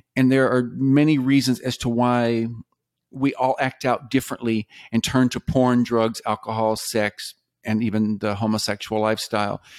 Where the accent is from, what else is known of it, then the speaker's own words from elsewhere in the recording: the South, United States; I grew up mostly in the South